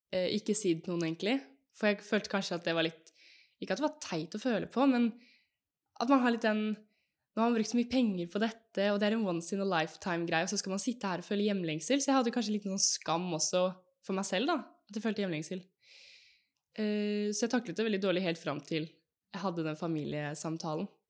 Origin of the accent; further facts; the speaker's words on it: Fredrikstad, Østfold, Norway; moved away as an adult; also born or lived in Texas; now in Oslo, Norway; jeg er fra Fredrikstad, bor nå i Oslo og studerer